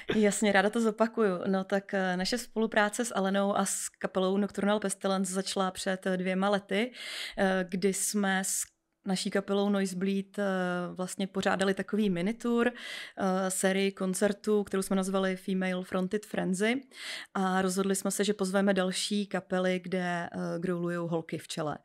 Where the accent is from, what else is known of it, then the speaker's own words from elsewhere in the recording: Písek, South Bohemian Region, Czechia; já pocházím z Písku